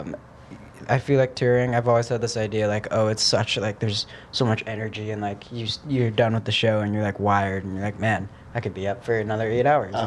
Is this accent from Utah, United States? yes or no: no; Portland, Oregon, United States; I'm from Portland, Oregon